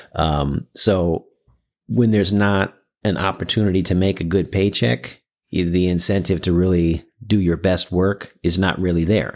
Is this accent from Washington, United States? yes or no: yes; Seattle, Washington, United States; also born or lived in New York; I grew up here in Seattle.